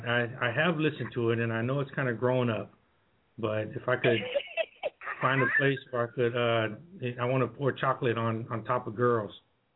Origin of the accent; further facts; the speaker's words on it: Hershey, Pennsylvania, United States; You know, I grew up in Hershey, Pennsylvania, and so chocolate was like one of my greatest things.